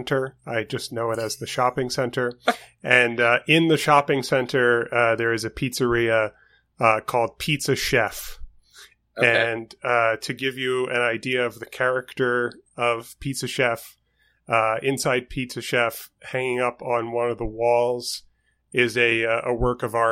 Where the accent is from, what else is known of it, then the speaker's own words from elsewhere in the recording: New York City, New York, United States; moved away; I am from New York City. I grew up in Queens specifically